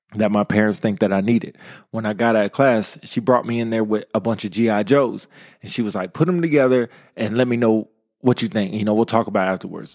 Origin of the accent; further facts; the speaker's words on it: Modesto, California, United States; I come from Modesto, California. Shout out to the two oh nine, hard streets of Modesto